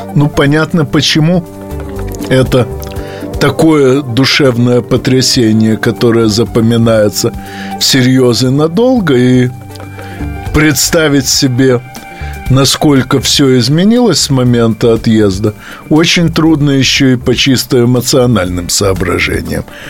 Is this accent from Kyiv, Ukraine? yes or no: no; Odesa, Odesa Oblast, Ukraine; moved away as an adult; now in Moscow, Russia; в той части России, где я родился, а именно на Украине.